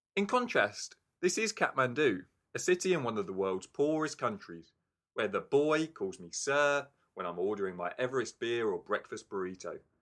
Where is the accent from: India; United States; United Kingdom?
United Kingdom; England; now in Wellington, New Zealand; I'm English